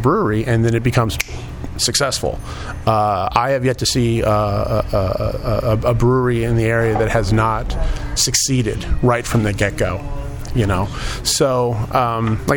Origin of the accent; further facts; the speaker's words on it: Davenport, Iowa, United States; I grew up in the West End